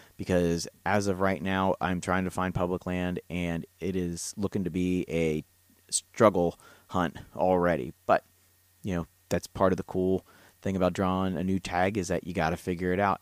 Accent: Ohio, United States; now in Kentucky, United States; It's my home state. I'm a transplant here in the bluegrass

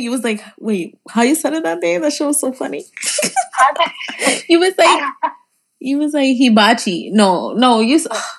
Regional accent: New York, United States; growing up in New York

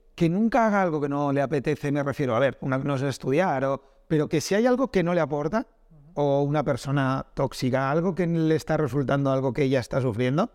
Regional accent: Castile, Spain; soy de Castilla y ahí hay pueblos muy pequeños

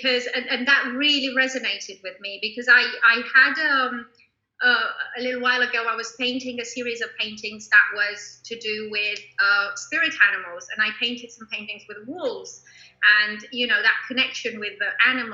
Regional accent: Romania; moved away; I grew up in Romania, and at the time when I was growing up, it was a dictatorship

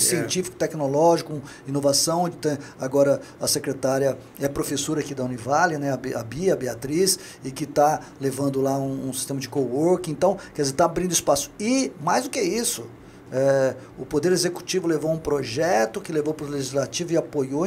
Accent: São Paulo, Brazil; now in Governador Valadares, Brazil; Eu sou paulistano

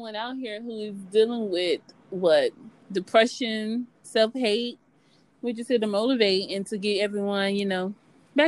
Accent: North Carolina, United States; moved away; I am from North Carolina

